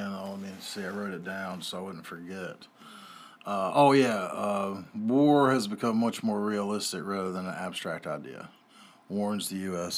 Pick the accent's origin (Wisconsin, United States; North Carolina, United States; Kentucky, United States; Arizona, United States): North Carolina, United States; I'm from North Carolina here